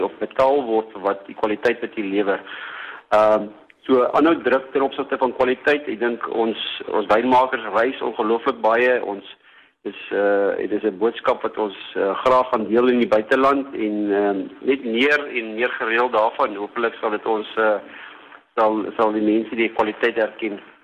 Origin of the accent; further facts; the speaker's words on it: South Africa; as 'n Suid-Afrikaner